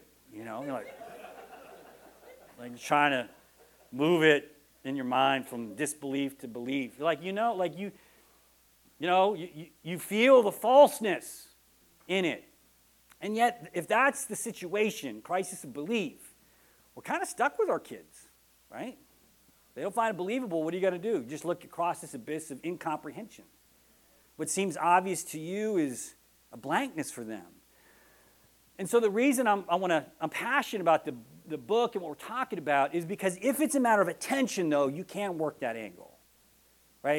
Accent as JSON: {"language": "English", "region": "Texas", "country": "United States", "said": "I'm from Texas, and that's how we dance"}